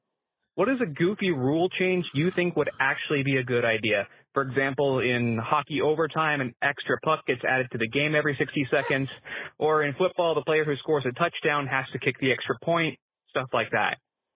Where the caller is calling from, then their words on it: Tucson, Arizona, United States; longtime listener, first-time caller. I'm calling from Tucson, Arizona, home of the number 2-ranked Arizona Wildcats.